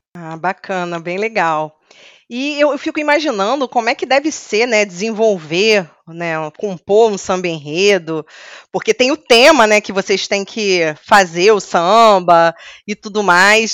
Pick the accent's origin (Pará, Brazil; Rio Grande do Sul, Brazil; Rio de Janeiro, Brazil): Rio de Janeiro, Brazil; Eu sou carioca